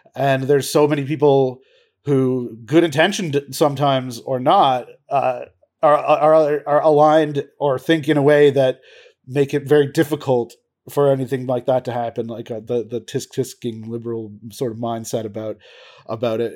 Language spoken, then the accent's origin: English; Peterborough, Ontario, Canada; also born or lived in Toronto; I went to York University, and I grew up in Peterborough